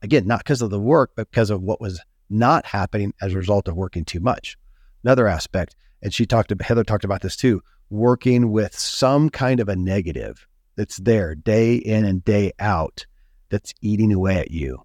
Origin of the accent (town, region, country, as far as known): Kentucky, United States; born or raised there